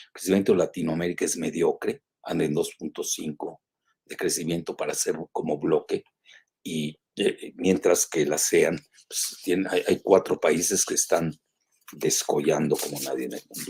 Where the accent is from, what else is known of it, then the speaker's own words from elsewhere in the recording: Mexico; somos los mexicanos en Estados Unidos